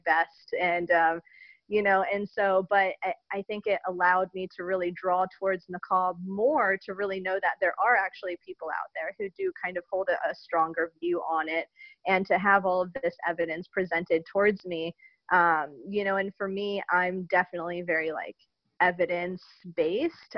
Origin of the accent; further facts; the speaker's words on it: United States; I'm an American revert to Islam